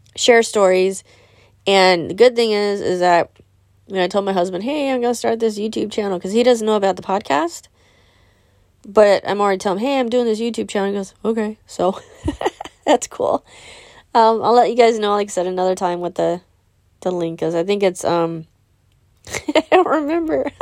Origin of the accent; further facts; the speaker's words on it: California, United States; I'm born and raised in California